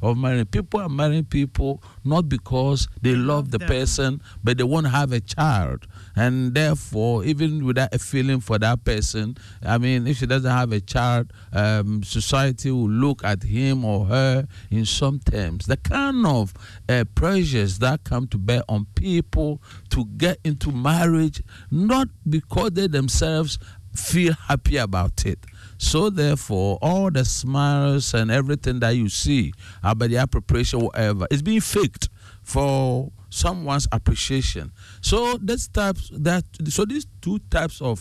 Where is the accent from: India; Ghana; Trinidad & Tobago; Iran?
Ghana; growing up as a Ghanaian